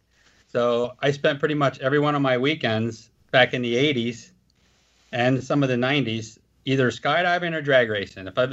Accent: United States; I was from Philadelphia, New Jersey

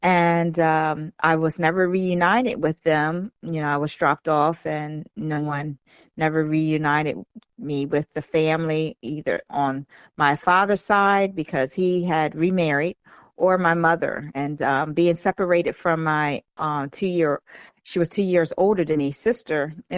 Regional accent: Eastern Shore, United States; The Eastern Shore.

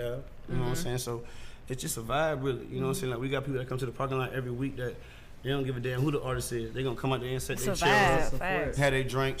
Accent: Savannah, Georgia, United States; also born or lived in New York / Atlanta; I'm from New York. I'm born in New York. I'm from Savannah, Georgia, but I'm born in New York.

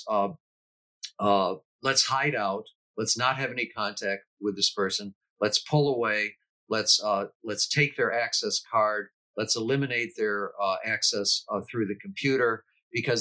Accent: United States; We are all Americans. We are all American citizens

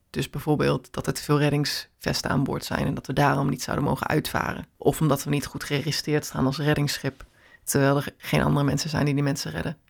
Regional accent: Netherlands; waar ik vandaan kom

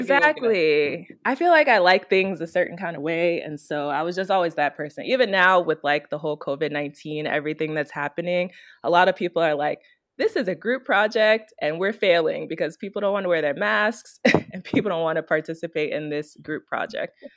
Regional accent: Chicago, Illinois, United States; also born or lived in Maryland / Washington, D.C.; now in Africa; I'm originally from Chicago, Illinois

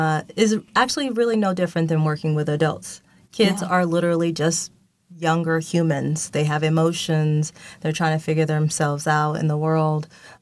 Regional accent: Seattle, Washington, United States; Luckily, I'm from Seattle, Washington, so this is all good for me.

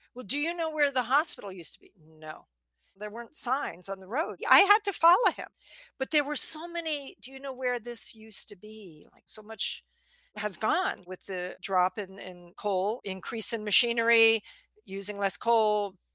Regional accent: outside of New York, United States; I grew up outside of New York where if you stall at the green light, it's going to ram your bumper

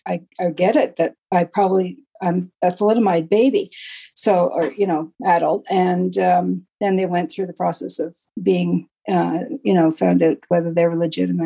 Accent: Perth, Ontario, Canada; I was born in Perth, Ontario, which is about an hour southwest of Ottawa, the capital, obviously. And it used to be quite rural, but it's not nearly as rural now.

